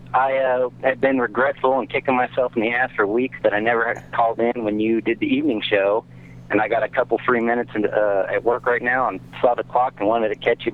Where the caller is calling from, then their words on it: Inland Empire, California, United States; I'm calling from Inland Empire.